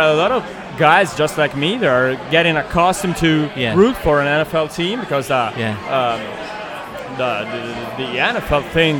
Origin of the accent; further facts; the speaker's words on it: Asti, Piedmont, Italy; I'm from the north, northwest, nearside Turin.